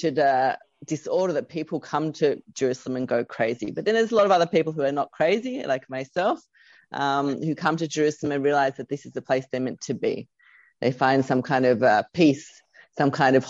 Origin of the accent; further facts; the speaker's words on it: Australia; moved away; I'm originally from Australia